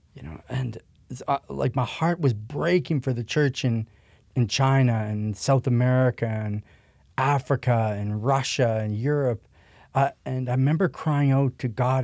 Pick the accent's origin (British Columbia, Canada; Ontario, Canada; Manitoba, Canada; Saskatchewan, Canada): Saskatchewan, Canada; Prince Albert; I was born and raised in Canada, but actually in Saskatchewan, Prince Albert, Saskatchewan, which is kinda, um, north of Montana